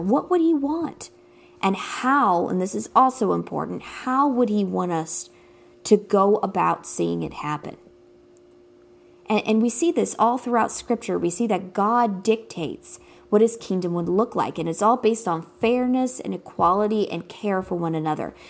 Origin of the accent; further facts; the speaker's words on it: United States; growing up in America